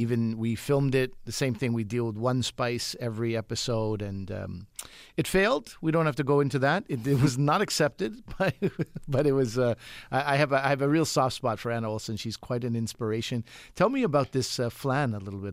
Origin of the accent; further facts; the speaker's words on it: Quebec, Canada; I'm from Quebec